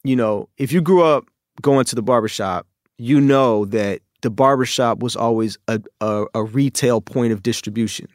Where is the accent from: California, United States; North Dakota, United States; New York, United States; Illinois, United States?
California, United States; Oakland; moved away as an adult; also born or lived in China; the chaos in my early life growing up in Oakland